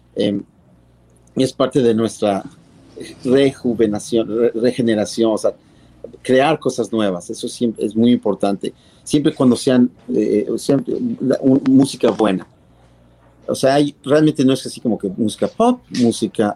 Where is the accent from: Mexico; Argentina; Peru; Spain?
Mexico